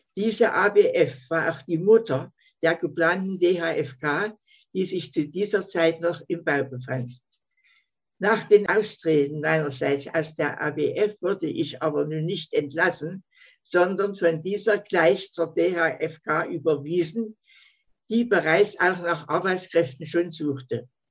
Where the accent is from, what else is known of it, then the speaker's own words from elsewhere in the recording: Leipzig, Saxony, Germany; also born or lived in Schwerin; Ich wurde 28 in Leipzig geboren.